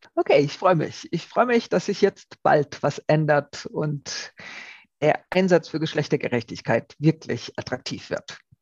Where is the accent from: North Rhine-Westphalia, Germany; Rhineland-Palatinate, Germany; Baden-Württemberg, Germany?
Rhineland-Palatinate, Germany; Ich komme ja aus der Pfalz, wo es äh, viele Wingert gibt